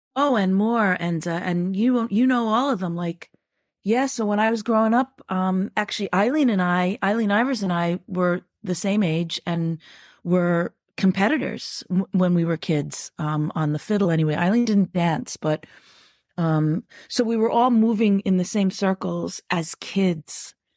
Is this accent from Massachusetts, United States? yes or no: no; New York, United States; I grew up Irish in New York, but there's also a s, a th, the other side of me that's one hundred percent New Yorker